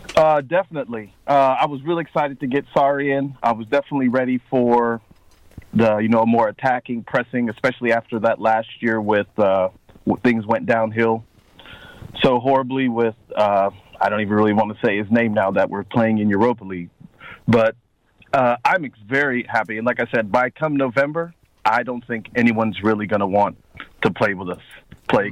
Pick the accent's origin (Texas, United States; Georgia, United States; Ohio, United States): Ohio, United States; Cincinnati; I live in Ohio, Cincinnati, Ohio